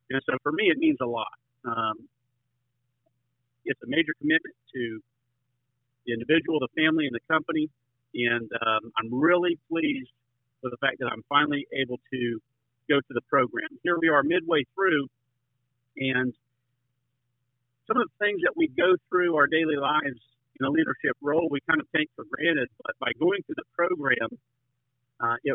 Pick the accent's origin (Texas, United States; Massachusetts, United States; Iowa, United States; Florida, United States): Florida, United States; Avon Park; I'm from Avon Park, Florida. I grew up in Central Florida area here, where citrus, cattle, and vegetables were all around us. It's a rural area